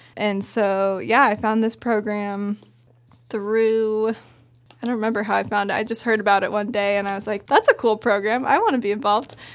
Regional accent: Bend, Oregon, United States; I grew up in Bend, went to Summit High School

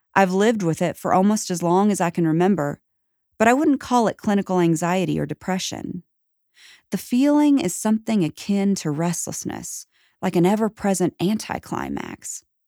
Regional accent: the Bible Belt, United States; I was born in the Bible Belt, raised in a middle-class family of four

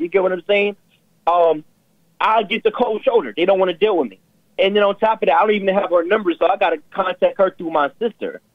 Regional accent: New York City, New York, United States; I'm actually from Brooklyn, not New York City

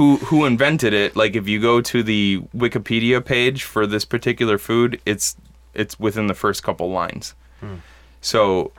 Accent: Midwest, United States; also born or lived in Bad Axe, Michigan; us Midwesterners, or if you don't know, us folks in the Midwest have an affinity for ranch dressing

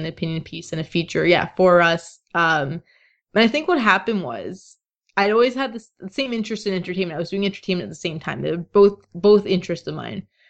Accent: Toronto, Ontario, Canada; I'm from Toronto

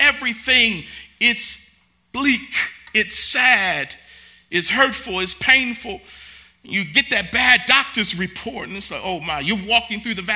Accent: Baltimore, Maryland, United States; moved away; Baltimore, my hometown

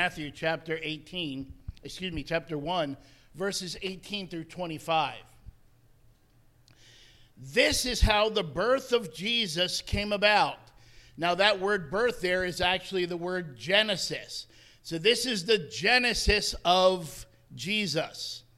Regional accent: New Jersey, United States; moved away as an adult; also born or lived in Connecticut; I actually was ministering for 40 years in Connecticut, but I am from New Jersey. I grew up there.

